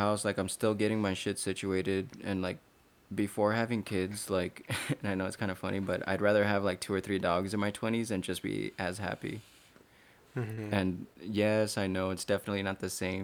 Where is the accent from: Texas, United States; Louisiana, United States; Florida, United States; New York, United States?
Texas, United States; El Paso; growing up in El Paso or being Hispanic, we're a family man